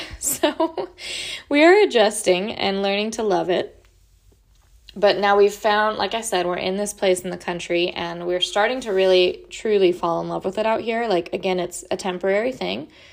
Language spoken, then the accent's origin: English; California, United States; moved away as an adult; also born or lived in Oregon / Washington / Idaho / Portland; now in Florida, United States; I lived in, grew up in California